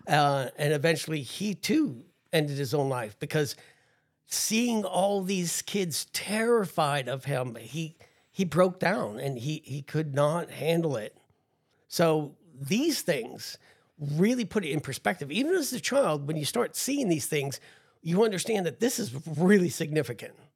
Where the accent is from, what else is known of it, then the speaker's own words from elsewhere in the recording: New Jersey, United States; growing up in New Jersey